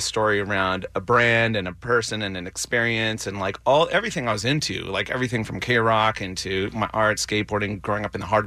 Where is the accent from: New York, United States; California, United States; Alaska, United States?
California, United States; Riverside; I grew up in Riverside